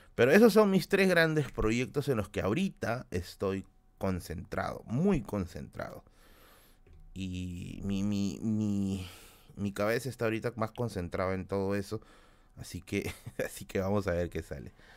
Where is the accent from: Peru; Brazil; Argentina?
Peru; Tacna; now in Lima, Peru; yo soy de Tacna